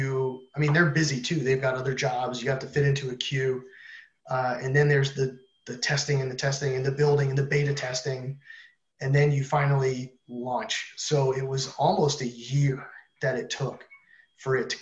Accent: New Jersey, United States; moved away as an adult; also born or lived in Massachusetts; I'm from New Jersey.

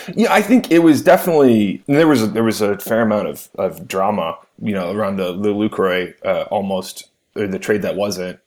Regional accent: Cleveland, Ohio, United States; I am from Cleveland

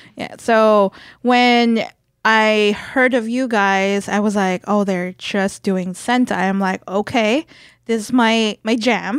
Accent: Philippines; moved away; growing up in the Philippines

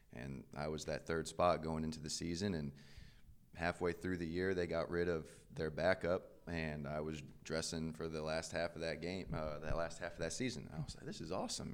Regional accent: Valparaiso, Indiana, United States; moved away as an adult; now in Birmingham, United States; I'm from Valparaiso, Indiana, which isn't too small, but I went to a very small high school

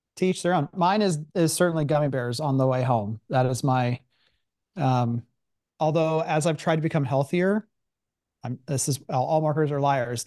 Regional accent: Columbus, Ohio, United States; also born or lived in Pittsburgh; I wasn't from Pittsburgh. Like, I lived, I grew up in Columbus

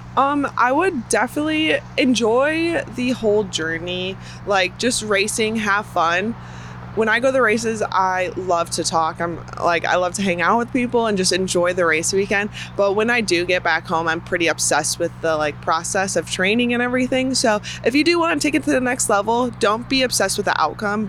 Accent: Chicago, Illinois, United States; moved away; I'm from Chicago area originally

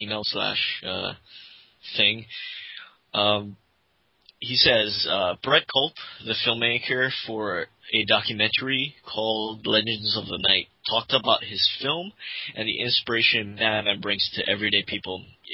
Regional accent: Vancouver, Washington, United States; I am trying to organize one such event in my hometown, Vancouver, Washington.

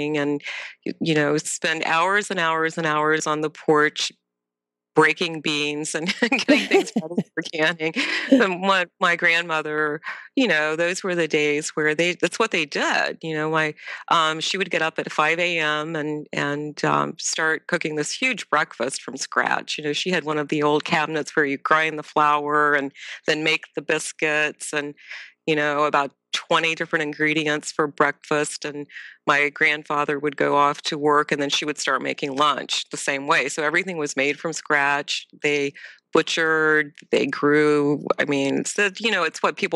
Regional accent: Ohio, United States; also born or lived in Tennessee; I was born in Ohio

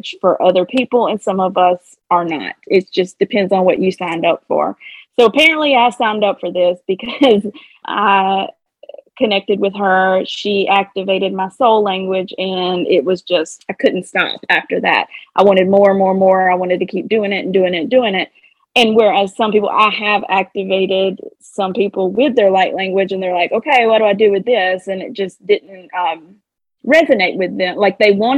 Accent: the South, United States; accent: Southern twang; I have I have a Southern twang

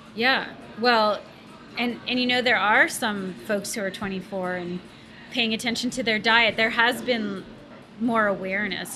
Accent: Canada; moved away as an adult; also born or lived in Chapel Hill, North Carolina; I grew up in a you know middle upper middle class family in uh, in between Ottawa and Montreal, up in Canada

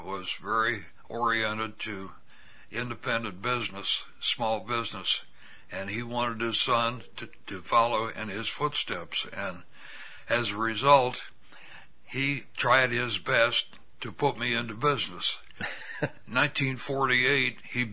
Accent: Pekin, Illinois, United States; Born and raised

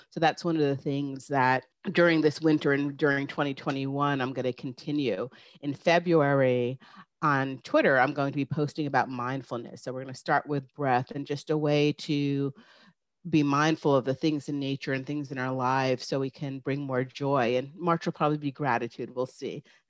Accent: New York, United States; I grew up in New York, about a hour north of the city, so it was a very small town

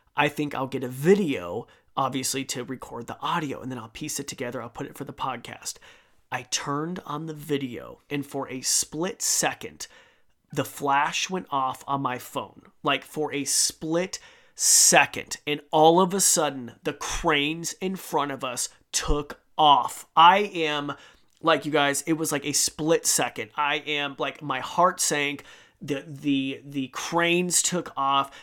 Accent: Idaho, United States; I'm from Idaho. I live on the Snake River

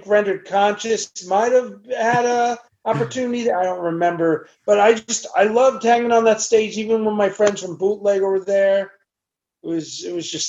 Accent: Rockville Centre, New York, United States; I was still living in my parents. Yeah, I was still at my parents' house in Rockville Center

